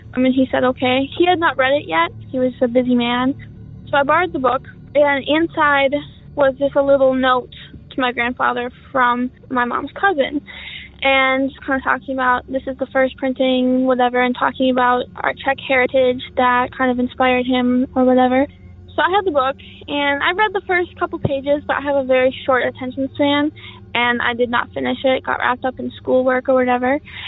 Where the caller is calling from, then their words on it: Minnesota, United States; I'm calling from Minnesota.